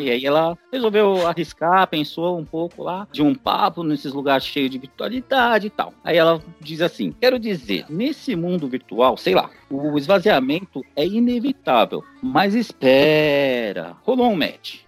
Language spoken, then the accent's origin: Portuguese; São Paulo, Brazil; eu sou de São Paulo